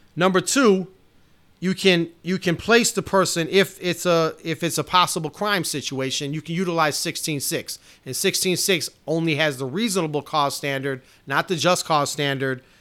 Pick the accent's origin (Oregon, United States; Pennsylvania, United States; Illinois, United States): Illinois, United States; Chicago; It's my hometown.